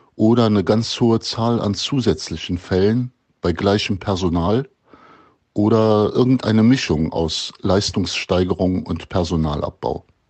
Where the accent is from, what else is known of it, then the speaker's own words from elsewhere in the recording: the area around Cologne, North Rhine-Westphalia, Germany; Ich komme ja aus der Gegend um Köln